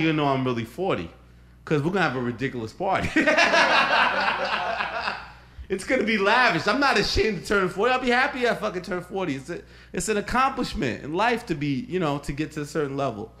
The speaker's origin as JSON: {"language": "English", "region": "New York", "country": "United States", "tie": "born or raised there", "said": "January 14, 1971. I was born at fucking Elmhurst Hospital in Queens. I was born about 3:30 in the fucking morning."}